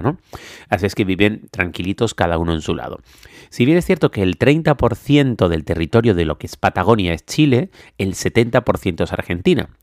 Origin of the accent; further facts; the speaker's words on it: Canary Islands, Spain; los que somos canarios